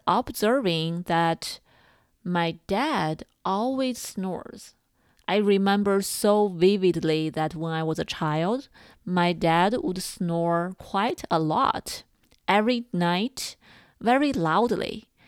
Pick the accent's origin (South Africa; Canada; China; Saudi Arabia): China; moved away; I grew up in China